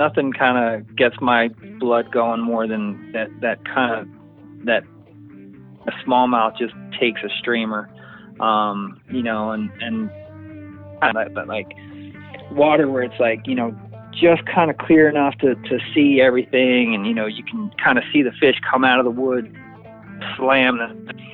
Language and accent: English; East Coast, United States; also born or lived in New Jersey; now in Canal Winchester, United States; I grew up on the East Coast, New York and New Jersey